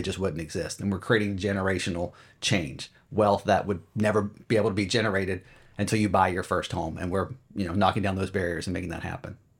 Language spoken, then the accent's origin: English; Charlotte, North Carolina, United States; moved away as an adult; also born or lived in Los Angeles / San Diego / Chicago; now in Philadelphia area, United States; I'm from Charlotte, and I grew up there